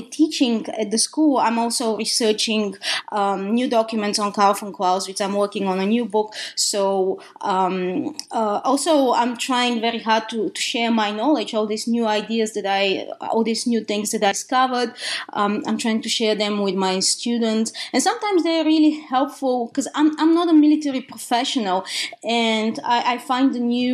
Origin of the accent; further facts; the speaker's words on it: Bulgaria; English is a second language; moved away as an adult; now in United States; as you can hear from my accent, I was born in the country of Bulgaria, in Eastern Europe